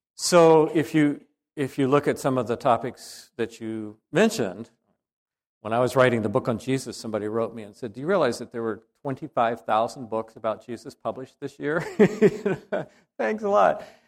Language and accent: English; the South, United States; I come from the South